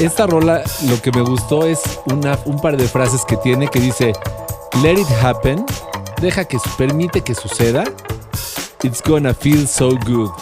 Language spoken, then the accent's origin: Spanish; Mexico; amamos, amamos nuestra patria